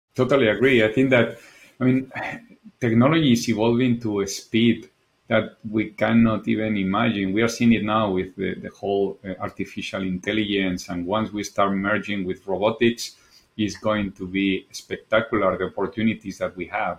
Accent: Spain; English is a second language; moved away as an adult; also born or lived in Japan; as you probably noticed from my accent, I'm originally from Spain

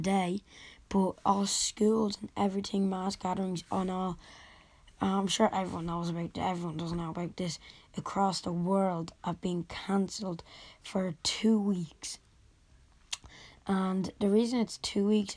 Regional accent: Dublin, Leinster, Ireland; I'm from Dublin, Ireland

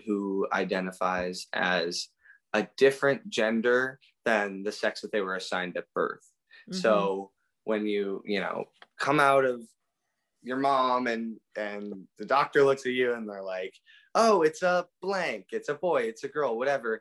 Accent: Minnetonka, Minnesota, United States; also born or lived in Pittsburgh, Pennsylvania; I grew up in Minnetonka, Minnesota.

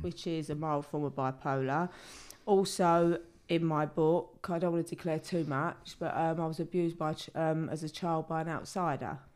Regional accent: London, United Kingdom; I was brought up in the East End in the seventies and the eighties

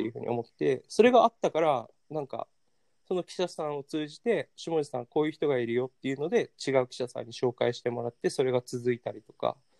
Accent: Okinawa, Japan; moved away as an adult; also born or lived in Washington, D.C., United States / Tokyo, Japan; 沖縄県出身の人間

